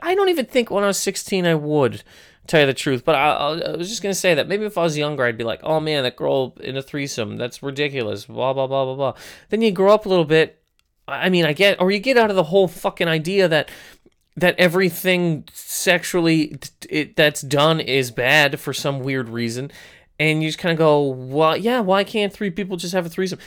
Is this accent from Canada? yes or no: yes; Canada; I'm from Canada